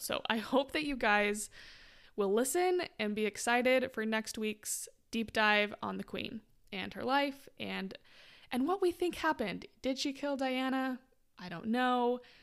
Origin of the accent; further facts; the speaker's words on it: Utah, United States; moved away; I'm from Utah originally